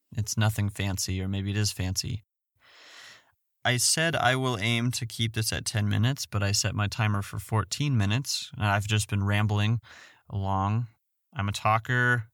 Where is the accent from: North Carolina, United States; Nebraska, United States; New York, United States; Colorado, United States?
Colorado, United States; Fort Collins; I'm from Fort Morgan, Colorado. I grew up in Fort Collins, Colorado.